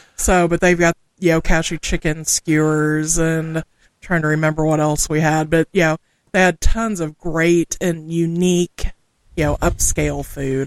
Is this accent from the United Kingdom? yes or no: no; Southwest Missouri, United States; first language English; I'm from the Midwest, specifically Southwest Missouri, and most folks refer to us as quote unquote hillbillies.